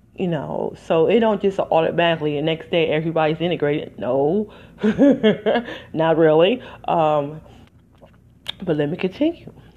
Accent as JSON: {"language": "English", "country": "United States", "said": "I'm just an American"}